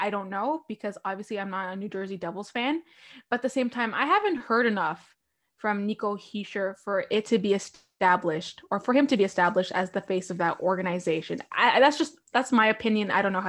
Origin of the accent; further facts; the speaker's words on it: Toronto, Ontario, Canada; I love Toronto. I'm from Toronto.